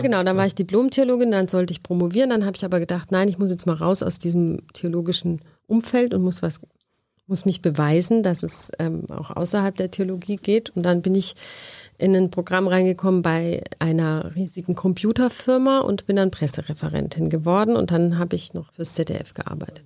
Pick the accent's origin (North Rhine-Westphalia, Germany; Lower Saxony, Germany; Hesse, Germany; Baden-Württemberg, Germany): Baden-Württemberg, Germany; near Heidelberg; Aus der Nähe von Heidelberg